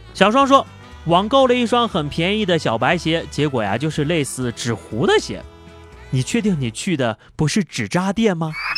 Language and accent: Chinese; Anyang, Henan, China; moved away; 在我的老家河南安阳